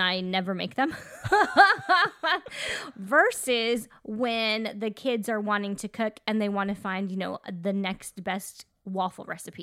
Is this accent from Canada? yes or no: yes; Canada; we are Canadian